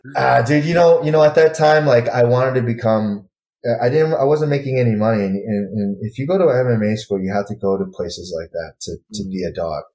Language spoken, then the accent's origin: English; Michigan, United States; moved away; I, am born and raised in Michigan